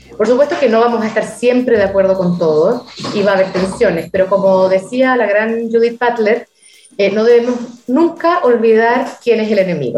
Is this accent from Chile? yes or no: yes; Chile; moved away; Yo nunca siento que me fui de Chile.